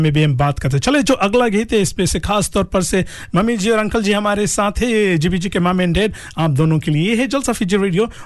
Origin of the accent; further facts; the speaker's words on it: Saweni, Western Division, Fiji; now in Auckland, New Zealand; हैं जी हमारे गांव के ये सवेनी